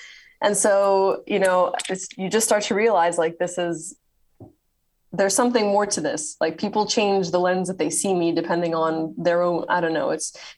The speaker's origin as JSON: {"language": "English", "country": "Saudi Arabia", "tie": "born or raised there", "also_born_or_lived": "Cairo, Egypt / Toronto, Canada", "said": "So I was born in Cairo, in Egypt, and then we moved to Saudi Arabia, and we moved around within Saudi Arabia a lot. Then when I was 5, we immigrated to Canada. And so I lived in Toronto."}